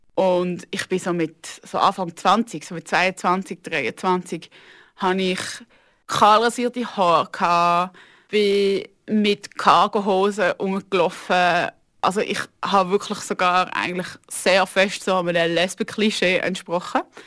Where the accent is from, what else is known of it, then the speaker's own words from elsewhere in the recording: Aargau, Switzerland; Ich bin aufgewachsen im Aargau, in einer Kleinstadt